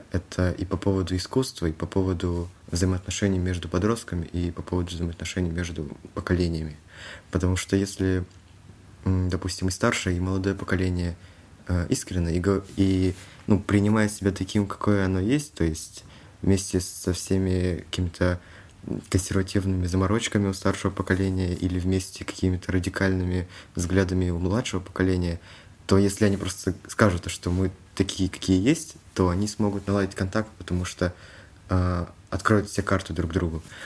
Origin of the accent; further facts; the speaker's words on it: Kalmykia, Russia; Я из Республики Калмыкия